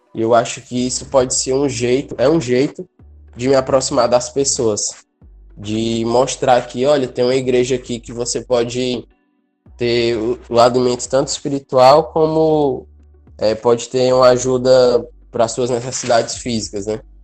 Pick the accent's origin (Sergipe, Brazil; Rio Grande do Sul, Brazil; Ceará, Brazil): Ceará, Brazil; Fortaleza; moved away as an adult; now in São Paulo state, Brazil; Eu sou de Fortaleza, mas me mudei para fazer justamente minha graduação no interior de São